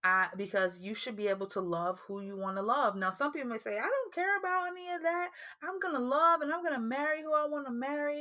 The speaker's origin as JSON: {"language": "English", "region": "New Jersey", "country": "United States", "said": "we're originally from New Jersey, so our projects is more high rises."}